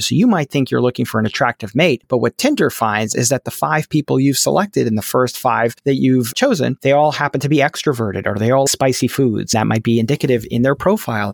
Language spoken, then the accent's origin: English; New York City, New York, United States; now in Pittsburgh, United States; I was a Nick Fanatic growing up in Brooklyn, New York